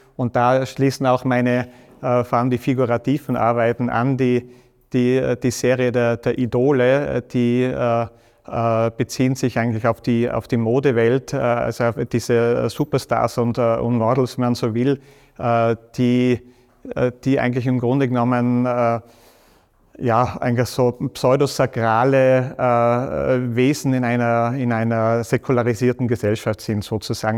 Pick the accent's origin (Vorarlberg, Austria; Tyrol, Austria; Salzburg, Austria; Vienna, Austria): Tyrol, Austria; Stams; das ist so mein Wald in Stamms, wo ich aufgewachsen bin